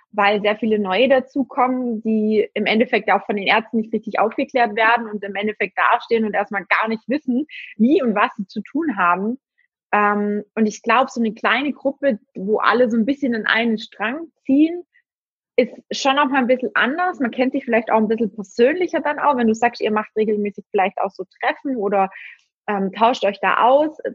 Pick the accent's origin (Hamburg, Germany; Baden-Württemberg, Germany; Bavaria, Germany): Baden-Württemberg, Germany; Ich komme ja auch aus dem Schwabenländle.